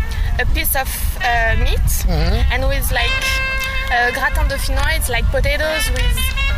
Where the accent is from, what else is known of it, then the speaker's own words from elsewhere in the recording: France; English is a second language; moved away as an adult; now in United States; I'm from France.